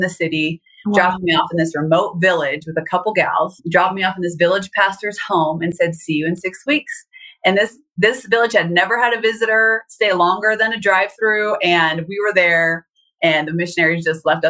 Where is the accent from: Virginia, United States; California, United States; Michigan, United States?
California, United States; Southern; I grew up in Southern California on top of a mountain